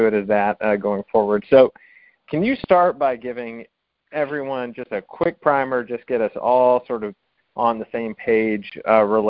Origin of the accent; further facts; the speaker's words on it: the South, United States; also born or lived in Washington, D.C.; now in South Carolina, United States; being a Southerner